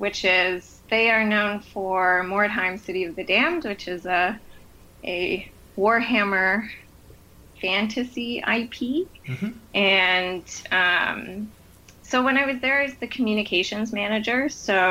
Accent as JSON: {"language": "English", "town": "Toronto", "region": "Ontario", "country": "Canada", "moved": "as an adult", "lives_now": "Montreal, Canada", "said": "in Ontario, which is where I'm from Toronto."}